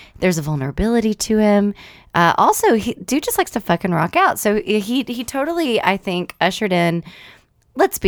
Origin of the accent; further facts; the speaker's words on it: Texas, United States; I grew up in Texas, listened to a lot of country music